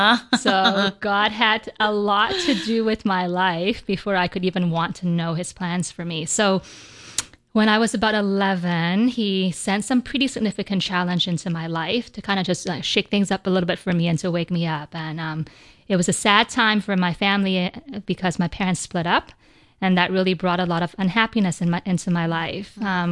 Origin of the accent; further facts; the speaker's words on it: Vancouver, British Columbia, Canada; I grew up in Vancouver, British Columbia, so they would come down to Vancouver.